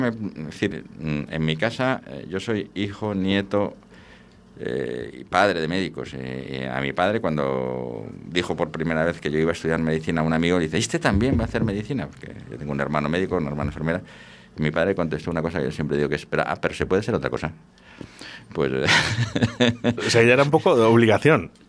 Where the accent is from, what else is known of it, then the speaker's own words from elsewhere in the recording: Valladolid, Castile and León, Spain; Yo soy muy de Valladolid, muy de la Ribera, pero es que ahora mismo incluso en Valladolid, pues el tinto que se hace en Cigales es espectacular.